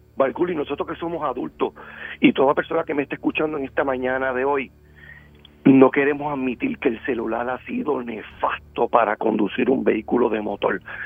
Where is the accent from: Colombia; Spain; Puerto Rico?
Puerto Rico; Bayamón; Yo soy residente de Bayamón y, muy cerca del pueblo de Bayamón